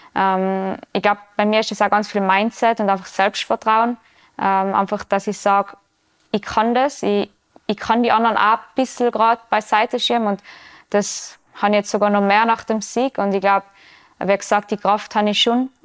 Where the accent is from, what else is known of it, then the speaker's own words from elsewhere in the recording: Tyrol, Austria; bei uns im Ötztal